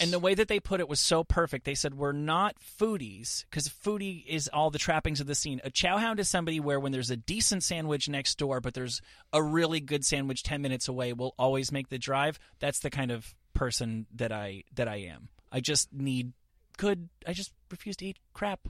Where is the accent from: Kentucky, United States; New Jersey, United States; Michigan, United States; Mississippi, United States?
New Jersey, United States; now in Los Angeles, United States; I was raised in New Jersey